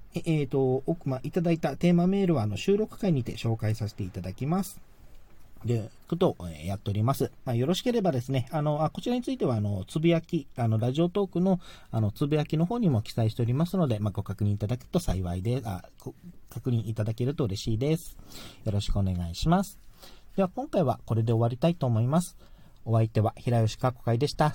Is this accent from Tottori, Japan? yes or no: no; Okinawa, Japan; 自分沖縄なので、まあ、沖縄は沖縄のそのエーサー